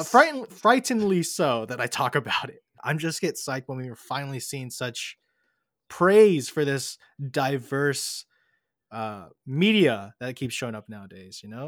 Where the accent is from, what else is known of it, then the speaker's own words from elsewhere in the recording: United States; I grew up here in America